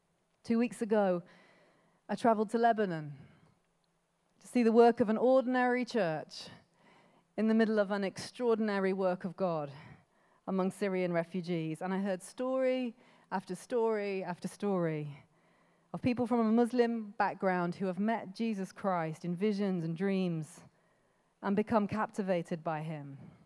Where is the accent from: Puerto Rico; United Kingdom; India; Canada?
United Kingdom; Birmingham, West Midlands; born there; now in Coventry, United Kingdom; I know they could find out that I live in Coventry. They could listen to my accent. They might find out I was born in Birmingham.